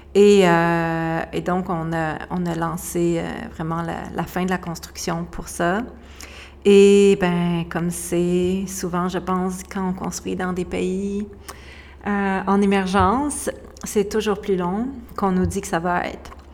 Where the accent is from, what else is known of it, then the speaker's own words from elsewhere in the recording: Quebec, Canada; moved away as an adult; now in Costa Rica; on a quitté le Québec